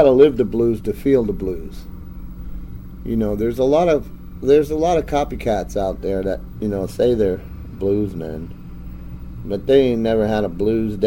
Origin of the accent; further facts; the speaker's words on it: New Jersey, United States; moved away; also born or lived in Chicago; Yeah, I grew up in New Jersey